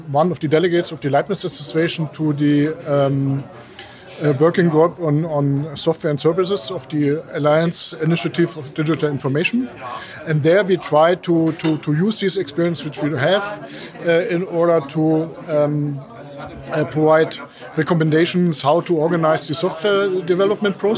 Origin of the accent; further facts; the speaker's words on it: Leipzig, Saxony, Germany; I'm from Leipzig. I'm working at the uh, Leipzig University